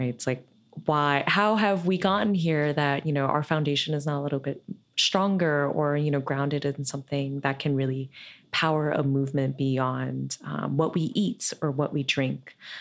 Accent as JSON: {"language": "English", "region": "New York", "country": "United States", "tie": "born or raised there", "said": "I grew up here in New York"}